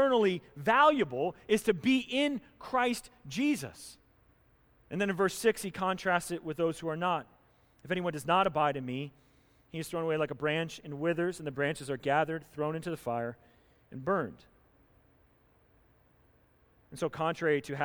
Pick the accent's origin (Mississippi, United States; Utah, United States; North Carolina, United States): North Carolina, United States; moved away; Where I grew up down in North Carolina